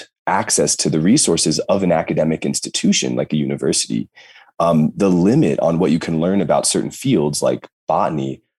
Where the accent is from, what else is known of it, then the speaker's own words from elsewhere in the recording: Maryland, United States; moved away as an adult; also born or lived in Burlington, Vermont / Cambridge, Massachusetts; So originally I'm from Maryland, you know, right outside the DC area.